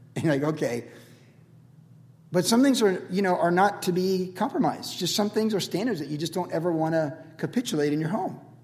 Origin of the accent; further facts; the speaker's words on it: Cleveland, Ohio, United States; moved away; I was born in Cleveland, Ohio, in Shaker Heights, as was my brother and sister by the same doctor in the same Catholic hospital.